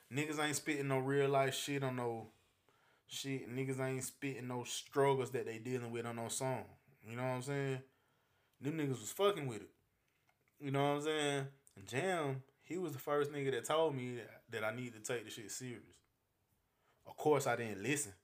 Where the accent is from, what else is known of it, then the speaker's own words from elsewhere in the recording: United States; moved away; I'm originally from Carolina